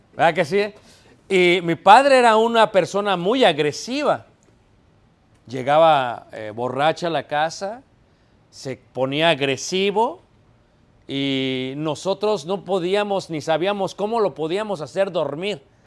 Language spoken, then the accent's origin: Spanish; Mexico City, Mexico; now in Elgin, United States; somos de Ciudad de México